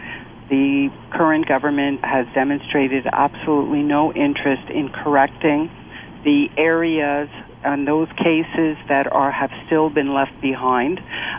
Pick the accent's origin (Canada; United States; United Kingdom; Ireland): Canada; I was born in Canada, Canadian citizen, have always been a Canadian citizen, I have never lost my citizenship.